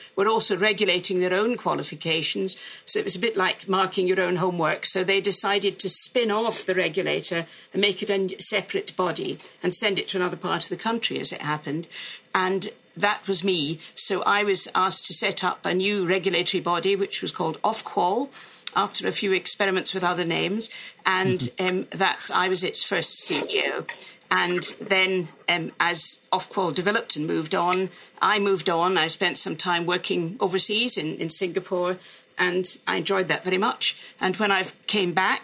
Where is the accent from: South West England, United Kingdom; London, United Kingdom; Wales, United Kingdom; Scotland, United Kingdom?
Scotland, United Kingdom; Glasgow; moved away; also born or lived in Oxford; as some people will spot from my speech, I'm Scot. I come from Glasgow in Scotland, where I went to school and university